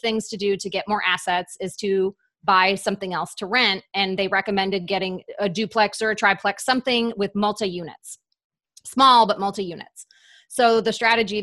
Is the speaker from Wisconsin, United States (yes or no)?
yes; Wisconsin, United States; my hometown in Wisconsin